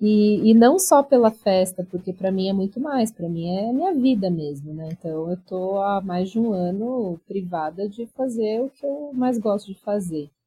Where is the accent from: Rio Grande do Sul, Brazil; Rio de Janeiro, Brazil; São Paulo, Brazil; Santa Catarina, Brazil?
São Paulo, Brazil; also born or lived in Barão Geraldo, Campinas; Eu sou de São Paulo, então eu mudei para lá, fiquei seis anos morando em Barão Geraldo